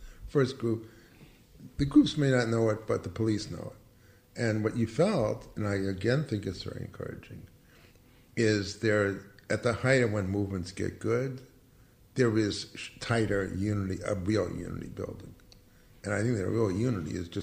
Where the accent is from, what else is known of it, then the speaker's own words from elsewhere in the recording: New York, United States; now in Los Angeles, United States; I'm from New York